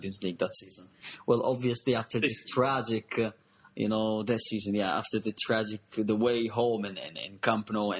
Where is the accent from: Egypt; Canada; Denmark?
Egypt; Upper Egypt; born or raised there